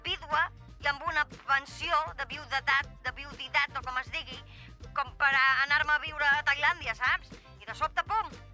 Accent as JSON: {"language": "Catalan", "country": "France", "said": "jo soc francesa, no conec cap Alaska."}